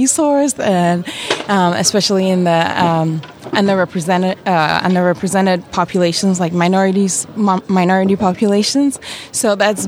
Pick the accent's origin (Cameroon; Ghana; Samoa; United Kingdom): Ghana; now in United States; I grew up in Ghana, West Africa